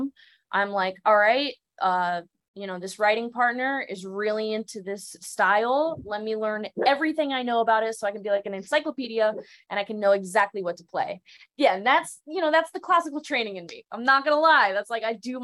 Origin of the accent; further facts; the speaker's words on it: West Palm Beach, Florida, United States; also born or lived in Miami; I grew up in South Florida, as like West Palm Beach.